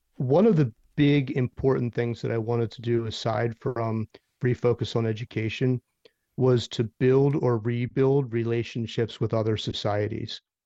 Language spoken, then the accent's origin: English; Philadelphia, Pennsylvania, United States; now in Nashville, United States; I'm from Philadelphia